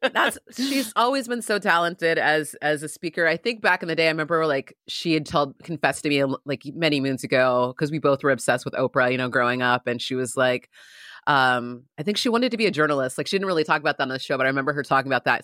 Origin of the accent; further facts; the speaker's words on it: San Diego, California, United States; I grew up in San Diego